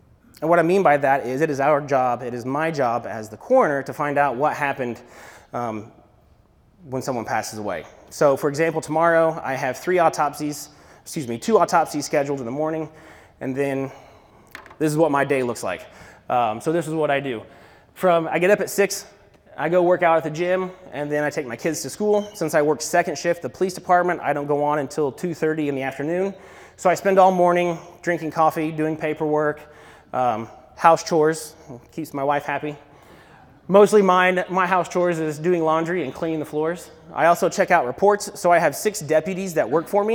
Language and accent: English; Columbus, Indiana, United States; born and raised in Bartholomew County, went to St. Peter's, then I went to Columbus East High School